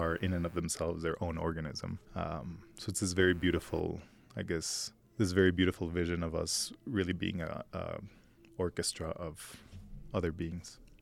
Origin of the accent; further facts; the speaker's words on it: Mexico City, Mexico; moved away as an adult; also born or lived in New York; I was born here in Mexico City, lived in New York for almost a decade